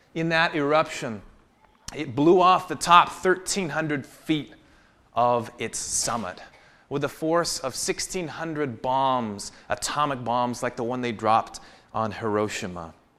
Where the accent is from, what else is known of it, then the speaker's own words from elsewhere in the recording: the Northwest, Pacific Northwest, United States; I grew up in the Northwest